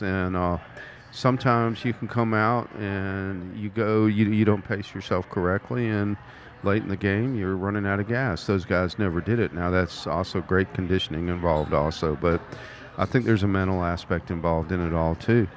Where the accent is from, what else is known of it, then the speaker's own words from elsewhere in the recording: Mobile, Alabama, United States; also born or lived in Mississippi; I'm from Mobile, Alabama, home of the Senior Bowl every year.